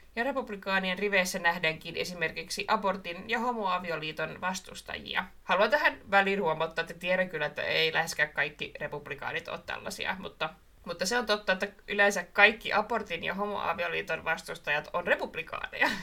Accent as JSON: {"language": "Finnish", "town": "Marttila", "region": "Southwest Finland", "country": "Finland", "tie": "born or raised there", "said": "siis Marttila se, mistä mä oon kotoisin"}